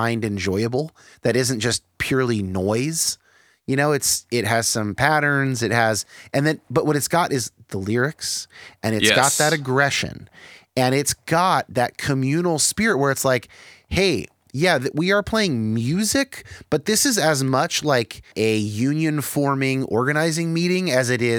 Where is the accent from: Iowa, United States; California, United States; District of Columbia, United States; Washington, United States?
California, United States; Bay Area; I grew up in the Bay Area